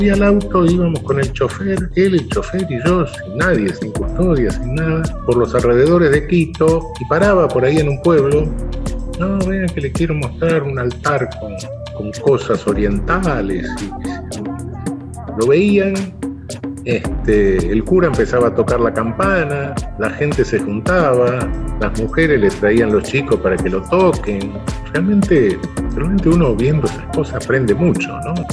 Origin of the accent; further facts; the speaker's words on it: Panama; born there; Mira, yo soy de padre cubano. Mamá guatemalteca. Y para acabar de rematarla, nací en Panamá.